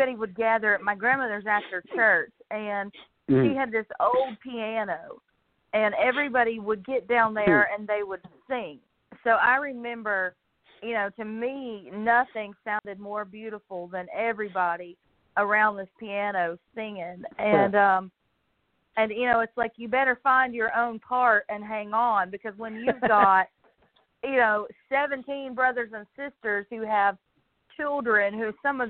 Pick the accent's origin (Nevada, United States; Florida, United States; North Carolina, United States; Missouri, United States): North Carolina, United States; Weaverville; moved away as an adult; now in Morganton, United States; I'm from Weaverville, North Carolina, which is right outside of Asheville. And I have lived there all my life until a couple of years ago when I moved here to Morganton, North Carolina